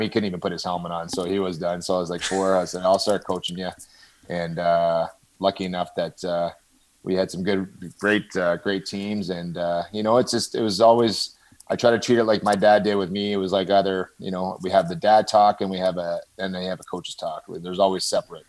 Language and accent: English; Toronto, Ontario, Canada; also born or lived in Brooklin, Ontario; I grew up in Scarborough